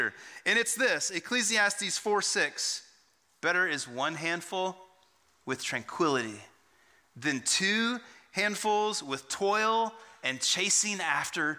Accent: Texas, United States; growing up in Texas

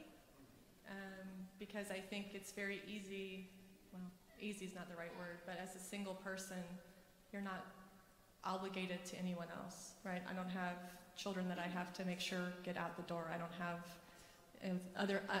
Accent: Texas, United States; also born or lived in Boston; now in St. Louis, United States; I grew up in also the great country of Texas

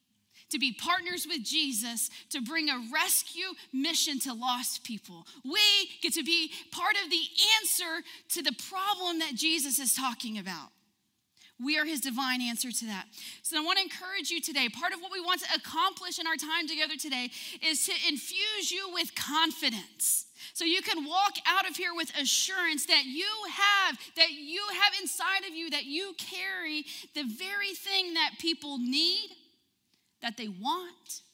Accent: Odessa, Texas, United States; moved away; I'm from Odessa, and I'm going to tell you, the water there is bad.

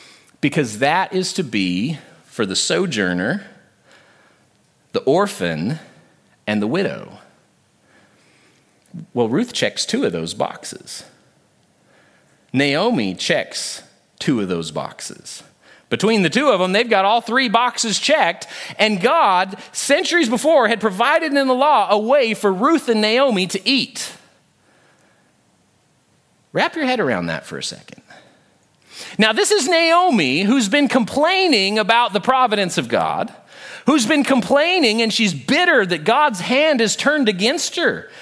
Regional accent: Oregon, United States; moved away; I was born in Oregon

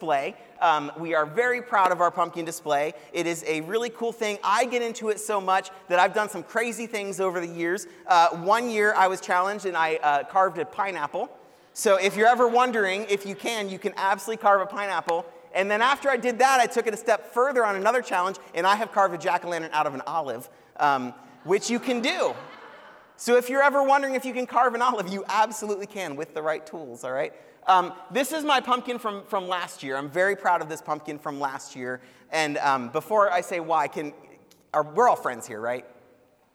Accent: Cleveland, Ohio, United States; now in Columbus, United States; I'm from Cleveland

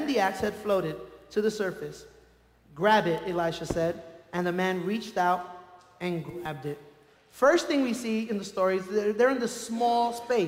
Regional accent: New York City, New York, United States; now in Colorado, United States; I grew up in Brooklyn, and we were lucky if we had a washing machine

